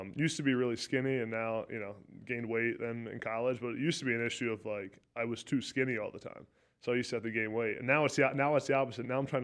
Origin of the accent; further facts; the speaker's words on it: Pennsylvania, United States; I liked it. I thought I was going to be there for a while.